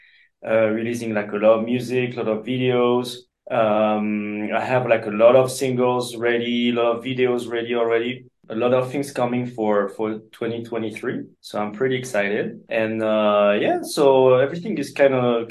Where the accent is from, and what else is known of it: France; English is a second language